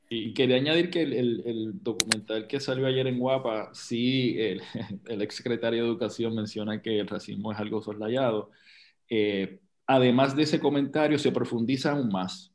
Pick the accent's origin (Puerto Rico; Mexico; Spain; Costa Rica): Puerto Rico; nosotros como puertorriqueños